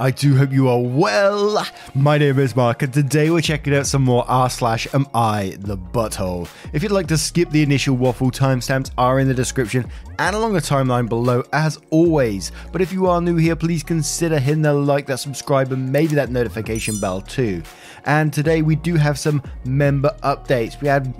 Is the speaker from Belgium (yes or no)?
yes; Belgium; first language French; English is a second language; I was raised in Belgium, which has three national languages, French and Dutch, which are my mother tongues and mostly commonly spoken there, and German.